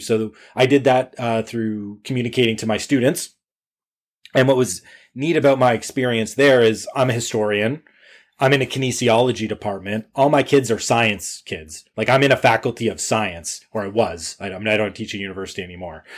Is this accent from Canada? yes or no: yes; Canada; I'm Canadian